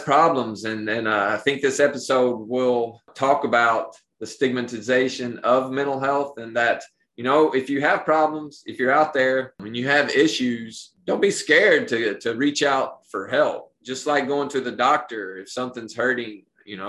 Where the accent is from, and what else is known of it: Appalachia, United States; born or raised there